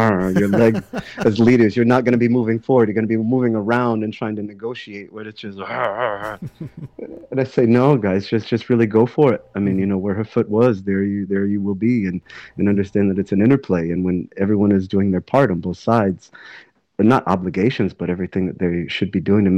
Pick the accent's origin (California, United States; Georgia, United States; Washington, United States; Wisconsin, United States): Georgia, United States; Atlanta; my hometown, in Atlanta.